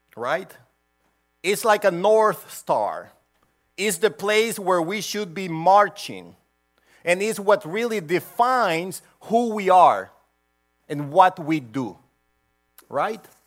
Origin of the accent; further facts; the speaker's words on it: Honduras; now in United States; I was born in Honduras, and I had to have a visa to go everywhere